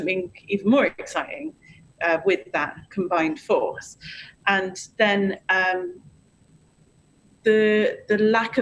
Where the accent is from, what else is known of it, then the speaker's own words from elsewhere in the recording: United Kingdom; we're British